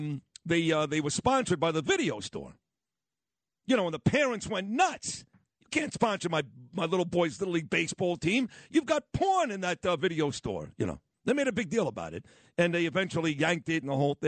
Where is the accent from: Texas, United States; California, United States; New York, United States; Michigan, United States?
New York, United States; New York City; also born or lived in Tenafly, New Jersey; I'm from Brooklyn, that's why. That's how we talk